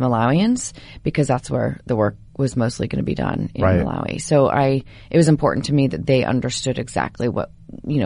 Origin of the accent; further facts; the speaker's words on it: Oregon, United States; also born or lived in Portland; now in Los Angeles, United States; I'm from Oregon, so I come back often